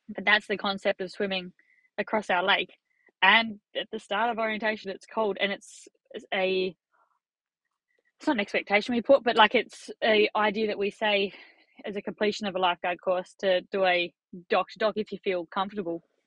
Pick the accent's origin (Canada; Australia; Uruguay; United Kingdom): Australia; As an Australian